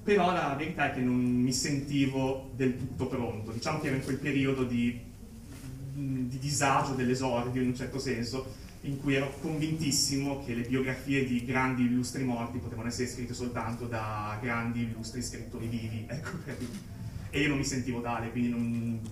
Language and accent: Italian; Cesenatico, Emilia-Romagna, Italy; io vengo innanzitutto dall'Emilia Romagna, più precisamente dalla Romagna, più precisamente ancora da Cesenatico